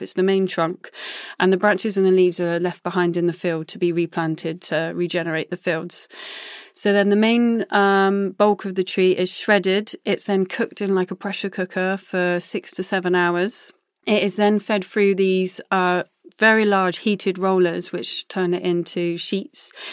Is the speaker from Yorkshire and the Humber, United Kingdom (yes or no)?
no; Glastonbury, South West England, United Kingdom; I was born outside Glastonbury, so growing up and going to festivals has always been something that I've done